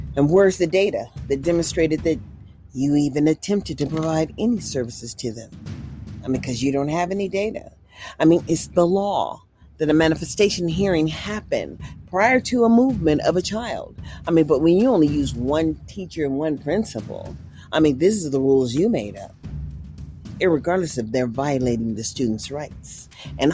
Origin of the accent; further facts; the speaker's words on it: Mississippi, United States; now in California, United States; I was born from Mississippi